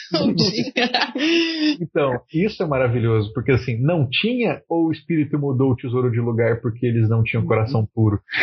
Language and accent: Portuguese; Mato Grosso do Sul, Brazil; now in Rio Grande do Sul, Brazil; aqui no Rio Grande do Sul eu vejo muito pouco, mas na minha terra, Mato Grosso do Sul, tinha muito